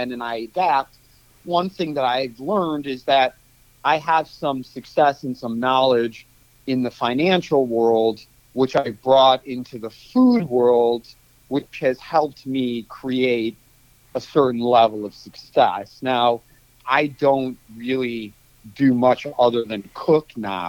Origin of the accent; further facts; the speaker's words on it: Cleveland, Ohio, United States; moved away as an adult; also born or lived in Kansas; now in San Francisco, United States; I was born in 1974 in Cleveland, and in 1992, I went to the University of Kansas for college